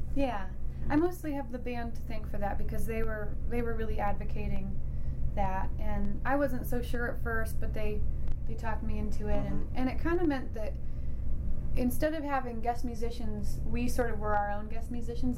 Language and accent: English; Idaho, United States; now in Boston, United States; growing up in Idaho